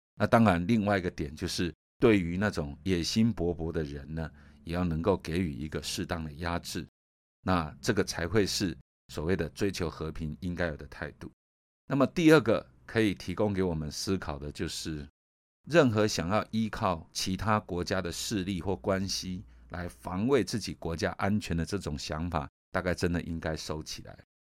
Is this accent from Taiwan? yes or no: yes; Taiwan; 我们作为一个台湾人